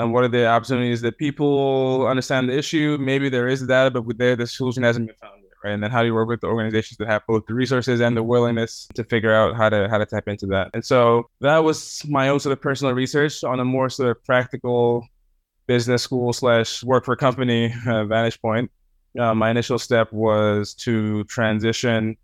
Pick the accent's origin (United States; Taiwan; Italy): Italy; Rome, Lazio; moved away; I was born in Rome. I grew up in Italy to Cameroonian parents